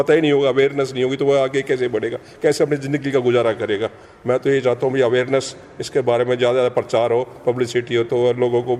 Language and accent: Hindi; Haryana, India; now in Noida, India; मैं हरियाणा से बिलोंग करता हूँ और यहाँ नोएडा में रहता हूँ छः साल से यहाँ पर हूँ मैं